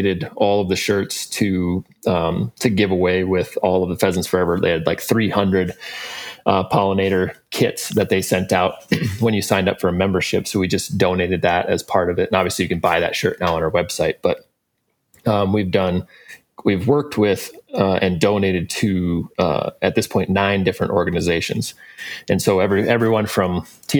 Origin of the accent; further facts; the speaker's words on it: South Dakota, United States; Josh and I grew up in South Dakota